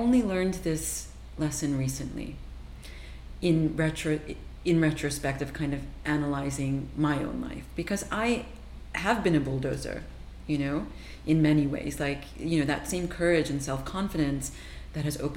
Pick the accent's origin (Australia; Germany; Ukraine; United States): United States; New Jersey; I grew up in New Jersey